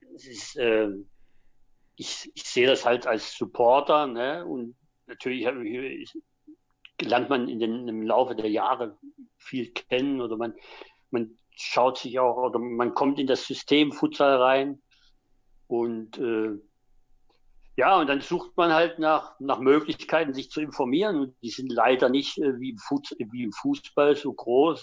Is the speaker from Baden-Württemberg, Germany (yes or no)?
no; Dresden, Saxony, Germany; also born or lived in Sennestadt, Bielefeld; now in Bielefeld, Germany; da ich eben äh, Sachse bin, gebürtiger Dresdner